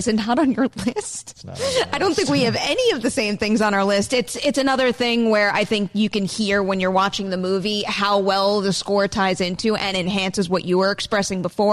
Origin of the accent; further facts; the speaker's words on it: United States; as an American who can't do an accent for the life of me